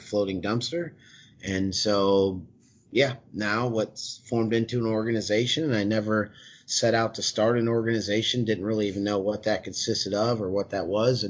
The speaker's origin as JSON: {"language": "English", "country": "United States", "tie": "born or raised there", "said": "I grew up right on the Mississippi River. Just my parents' house is right on the water"}